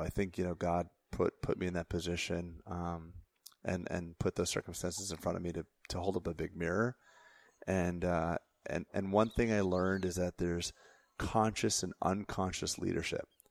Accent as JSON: {"language": "English", "region": "Florida", "country": "United States", "tie": "born or raised there", "said": "I grew up in Florida"}